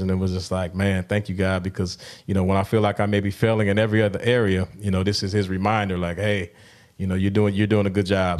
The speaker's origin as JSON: {"language": "English", "town": "Milwaukee", "region": "Wisconsin", "country": "United States", "tie": "born or raised there", "said": "my hometown of Milwaukee"}